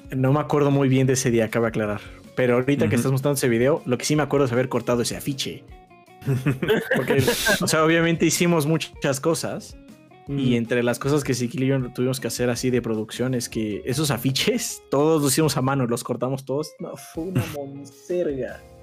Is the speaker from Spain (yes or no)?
no; Mexico City, Mexico; nosotros somos de la Ciudad de México, entonces él vivía también aquí